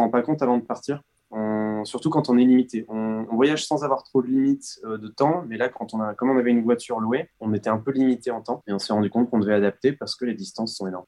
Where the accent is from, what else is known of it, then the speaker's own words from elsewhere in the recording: France; on est français.